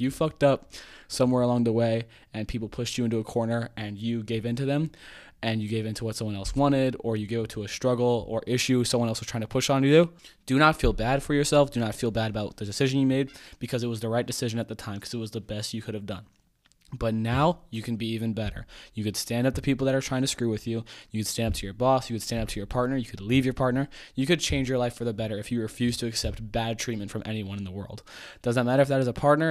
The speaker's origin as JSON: {"language": "English", "country": "United States", "said": "as an American"}